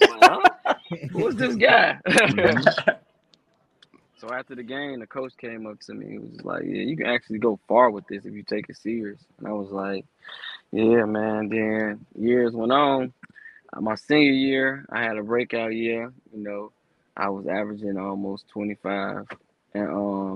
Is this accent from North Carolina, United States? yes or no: no; Chicago, Illinois, United States; I'm from Chicago, East Side. You know, I grew up on the East Side